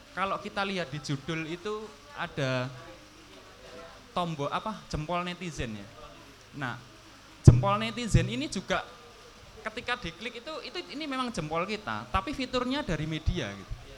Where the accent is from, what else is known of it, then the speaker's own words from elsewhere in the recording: Surakarta, Central Java, Indonesia; saya di Solo, saya dari Solo